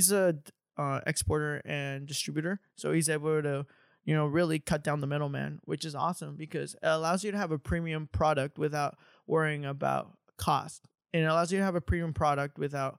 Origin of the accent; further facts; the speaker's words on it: Mission Viejo, California, United States; I come from Orange County. I grew up in Mission Viejo. I went to Mission Viejo High School